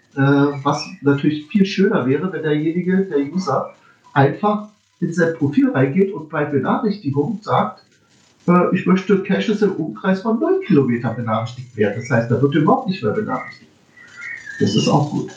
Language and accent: German; Berlin, Germany; ich bin ja Berliner.